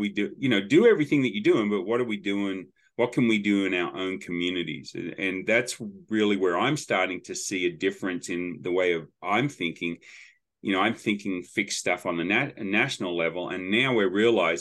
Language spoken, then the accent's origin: English; Sydney, New South Wales, Australia; moved away as an adult; now in Tennessee, United States; I grew up in Sydney